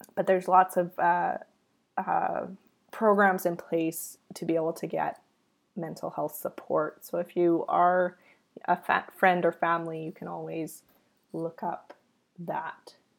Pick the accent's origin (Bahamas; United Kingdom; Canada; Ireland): Canada; I am Canadian